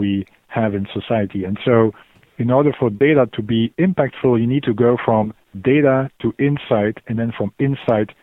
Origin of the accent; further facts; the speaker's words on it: Belgium; moved away as an adult; also born or lived in Glasgow, United Kingdom / Oxford, United Kingdom; I'm initially from Belgium, but moved to the UK